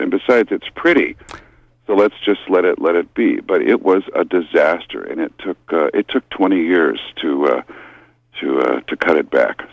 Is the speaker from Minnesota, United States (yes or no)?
yes; Minnesota, United States; now in Sedgwick, United States; I'm from Minnesota originally